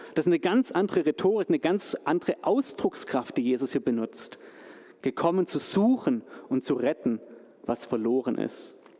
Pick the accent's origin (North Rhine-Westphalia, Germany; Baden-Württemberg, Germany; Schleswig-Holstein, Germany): Baden-Württemberg, Germany; Stuttgart; moved away; als gebürtigen Stuttgarter, als gebürtigen Schwabe, hier wieder in der Heimat zu sein